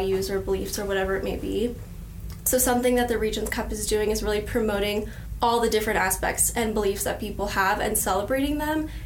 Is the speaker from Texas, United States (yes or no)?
no; Orange County, California, United States; moved away; I'm from Orange County, California, in Southern California